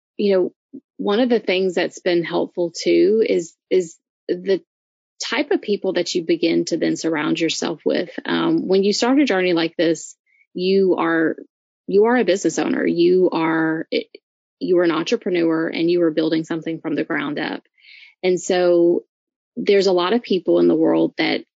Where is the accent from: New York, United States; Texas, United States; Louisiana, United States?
Louisiana, United States; I'm from Louisiana, so, you know, I'm used to crazy crap food